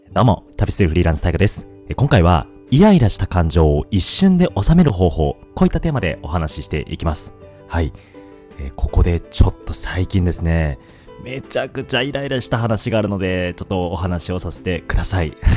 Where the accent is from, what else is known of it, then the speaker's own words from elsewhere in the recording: Hokkaido, Japan; moved away; 僕、あの、北海道出身なんですけど